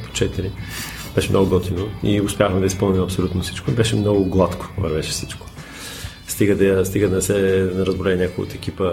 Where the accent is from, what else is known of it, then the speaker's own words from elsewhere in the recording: Bulgaria; moved away; also born or lived in United States; аз съм българин